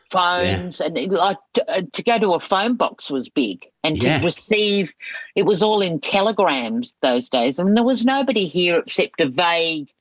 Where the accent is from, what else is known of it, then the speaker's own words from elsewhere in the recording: Australia; also born or lived in Guisborough, Yorkshire, England; I grew up for my first, up until the age of about six in Yorkshire, and then we came out to Australia on the 10-pound tourist scheme